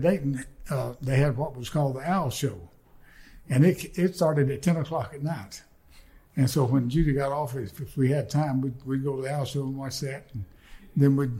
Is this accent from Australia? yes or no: no; Northwest Alabama, United States; born or raised there